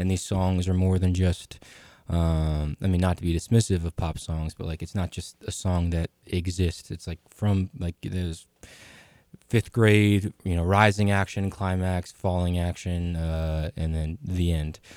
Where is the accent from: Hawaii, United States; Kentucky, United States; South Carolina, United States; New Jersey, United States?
New Jersey, United States; Woodstown; the Blue Moon Theater in my hometown of Woodstown, New Jersey